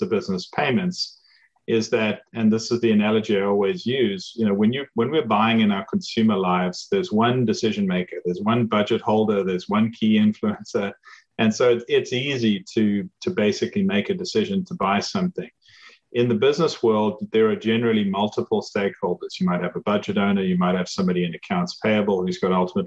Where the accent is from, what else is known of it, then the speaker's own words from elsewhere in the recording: South Africa; moved away as an adult; now in United States; as you can probably tell from my accent, I didn't grow up in the US. I grew up in South Africa